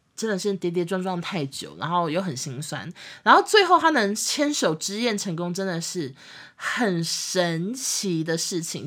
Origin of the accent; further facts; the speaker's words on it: Taiwan; 我们台湾这边